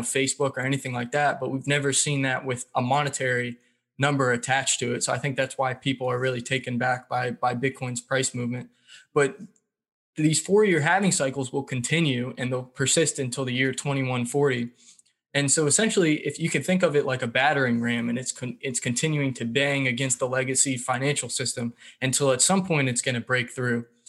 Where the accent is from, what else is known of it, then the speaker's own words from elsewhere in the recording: Raleigh, North Carolina, United States; I grew up in the Raleigh, North Carolina area.